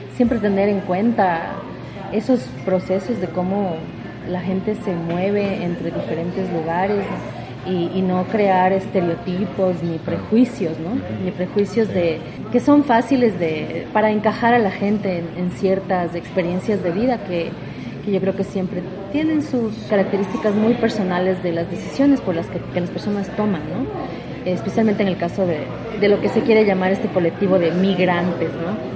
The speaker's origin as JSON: {"language": "Spanish", "town": "Quito", "region": "Pichincha", "country": "Ecuador", "also_born_or_lived": "United States", "moved": "as an adult", "lives_now": "Cuenca, Ecuador", "said": "soy de Quito"}